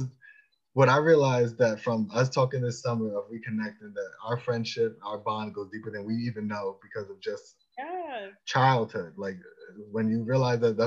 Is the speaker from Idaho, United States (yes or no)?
no; Long Island, New York, United States; I grew up in Long Island